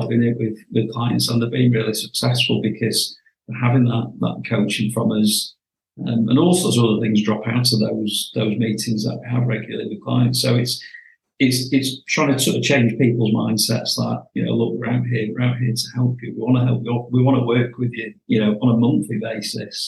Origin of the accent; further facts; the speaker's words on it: Cleveleys, near Blackpool, North West England, United Kingdom; I was born and bred in Cleveland